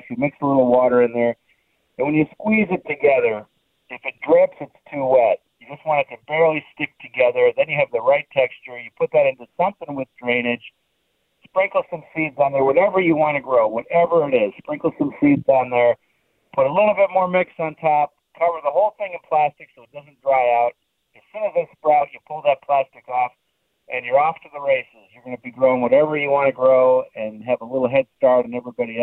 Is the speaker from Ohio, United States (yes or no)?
yes; Cleveland, Ohio, United States; moved away as an adult; now in Pittsburgh, United States; I grew up in Cleveland